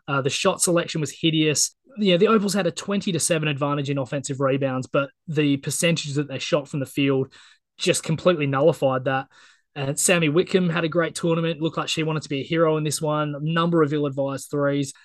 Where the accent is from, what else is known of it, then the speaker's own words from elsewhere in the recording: Australia; As an Aussie